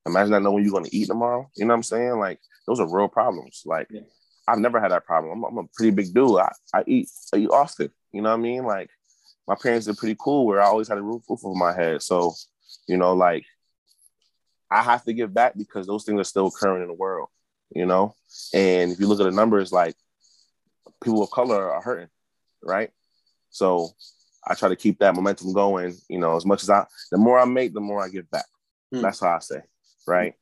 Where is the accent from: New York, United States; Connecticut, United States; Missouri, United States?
Connecticut, United States; Hartford; Born and raised in Hartford